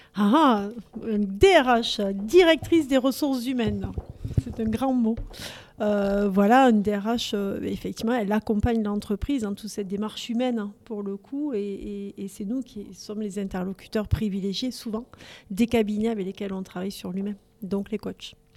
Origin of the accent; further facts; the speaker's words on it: Toulouse, Occitania, France; accent: Toulouse; de pure toulousaine aussi. Et mon accent est là pour le dire.